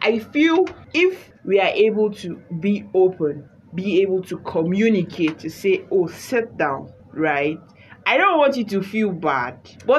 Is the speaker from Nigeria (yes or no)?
yes; Nigeria; And then along the line, culture, tradition, being African, being Nigerian.